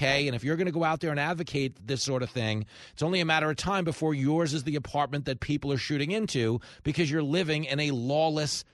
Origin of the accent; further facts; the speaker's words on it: Long Island, New York, United States; I grew up on Long Island. As New Yorkers